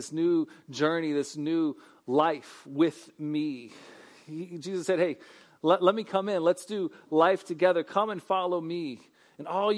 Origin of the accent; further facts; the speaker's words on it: Lakeland, Florida, United States; Can anything good come out of Lakeland, right? I mean, that's my hometown